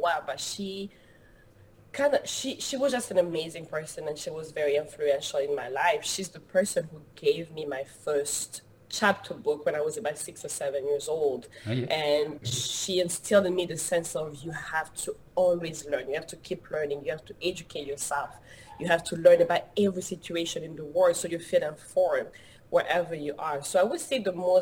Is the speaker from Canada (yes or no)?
no; DR Congo; now in Los Angeles, United States; I was born and raised in the Democratic Republic of Congo, which is in Central Africa